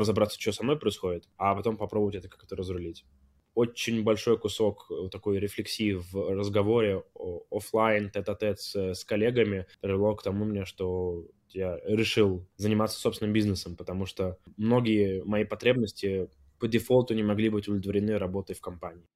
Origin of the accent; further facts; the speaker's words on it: Armenia; я с, из Армении.